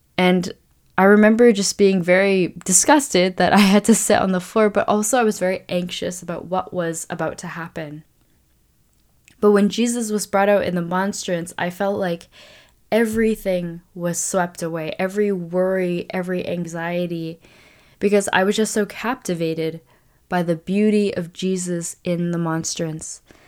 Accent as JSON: {"language": "English", "town": "Vancouver", "region": "British Columbia", "country": "Canada", "tie": "born or raised there", "said": "my hometown of Vancouver"}